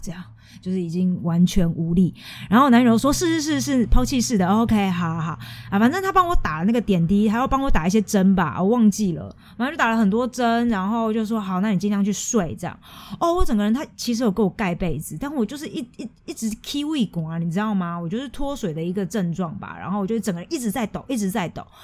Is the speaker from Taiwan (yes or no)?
yes; Taiwan; 我是台湾人